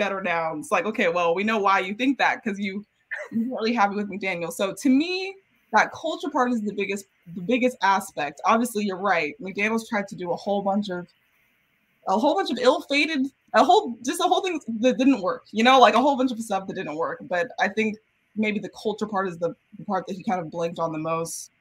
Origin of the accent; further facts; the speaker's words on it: Sacramento, California, United States; also born or lived in New York; I grew up right here in Sacramento, California. I was actually born in New York. That's where my dad's from. But we moved here when I was like 3